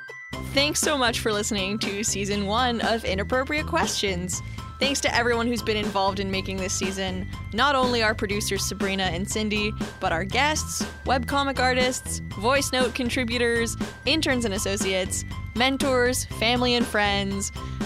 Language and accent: English; Canada; I'm very Canadian, too, with the French.